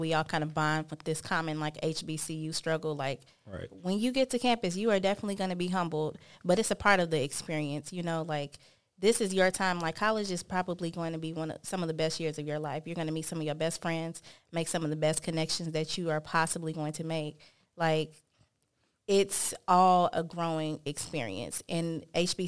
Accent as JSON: {"language": "English", "town": "Chicago", "region": "Illinois", "country": "United States", "moved": "as an adult", "said": "I'm from Chicago"}